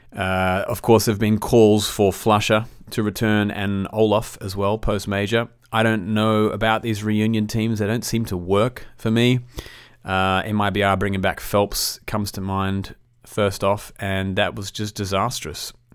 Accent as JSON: {"language": "English", "country": "Australia", "said": "as an Australian"}